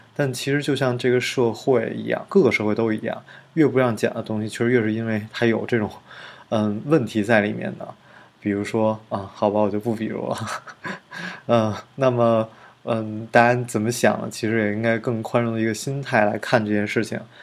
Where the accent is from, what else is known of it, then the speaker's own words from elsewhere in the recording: China; 我们中国人